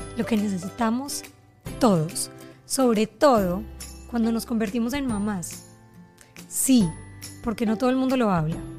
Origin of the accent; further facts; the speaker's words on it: Colombia; now in Miami, United States; yo soy colombiana